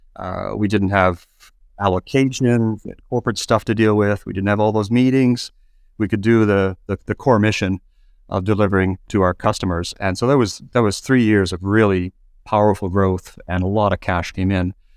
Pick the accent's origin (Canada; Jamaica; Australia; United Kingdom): Canada; moved away as an adult; people could probably tell from my accent, uh, I started in Canada